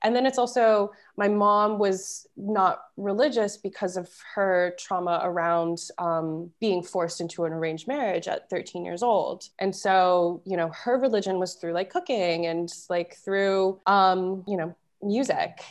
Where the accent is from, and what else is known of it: Florida, United States; moved away